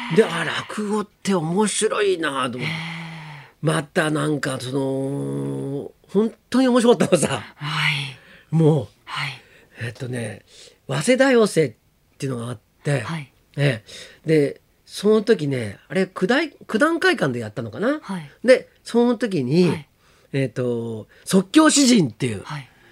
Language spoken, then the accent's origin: Japanese; Shizuoka, Japan; 僕静岡 生まれ